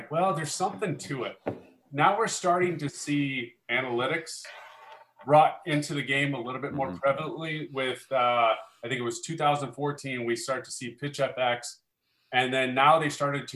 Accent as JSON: {"language": "English", "town": "Omaha", "region": "Nebraska", "country": "United States", "tie": "born or raised there", "said": "growing up in Omaha, Nebraska, which is where I'm from, which I live here today"}